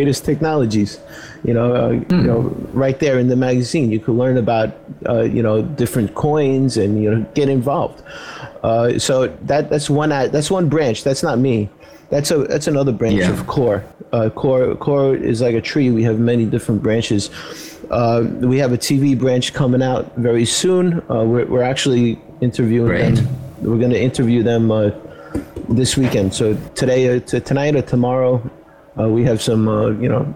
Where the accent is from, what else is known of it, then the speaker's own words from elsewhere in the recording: New York City, New York, United States; I'm from Brooklyn, where most Italians end up